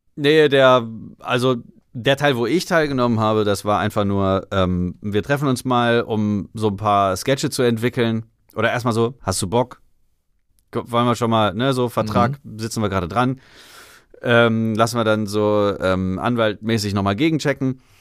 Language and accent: German; Salzgitter, Lower Saxony, Germany; moved away as an adult; now in Berlin, Germany; in Salzgitter, da wo ich herkomme, da geht halt nix.